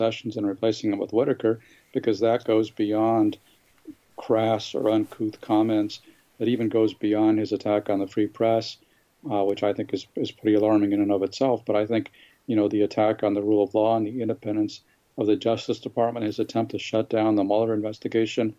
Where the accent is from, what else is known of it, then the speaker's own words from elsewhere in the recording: Southern California, United States; I grew up in Southern California when it was Reagan country in the 1980s